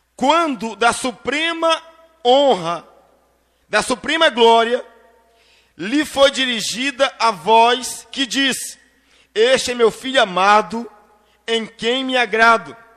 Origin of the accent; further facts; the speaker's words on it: interior of Bahia, Brazil; now in Espírito Santo, Brazil; eu sou do interior da Bahia, então daqui do Espírito Santo eu ligava para o meu pai